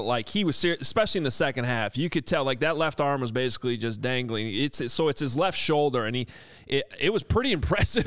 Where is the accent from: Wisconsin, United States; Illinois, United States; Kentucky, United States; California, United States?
Illinois, United States; Chicago; While I was growing up in Lincoln Park, we were a farm family